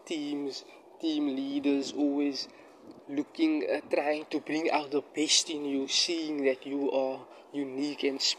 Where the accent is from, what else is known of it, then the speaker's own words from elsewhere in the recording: Cape Town, Western Cape, South Africa; I'm in my area in Bellville, in my hometown where I'm currently situated, South Africa, Cape Town.